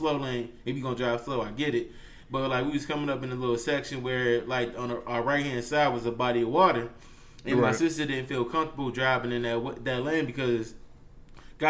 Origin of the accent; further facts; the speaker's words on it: Indiana, United States; moved away as an adult; I'm back in Indiana. I'm back in my home. Like, I'm not in my hometown, but I'm back in my state.